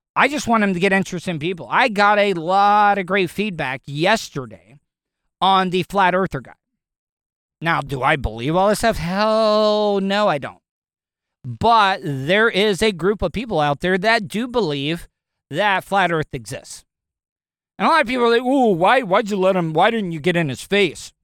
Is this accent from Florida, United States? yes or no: yes; Florida, United States; I'm, I'm born and raised, I'm a Florida cracker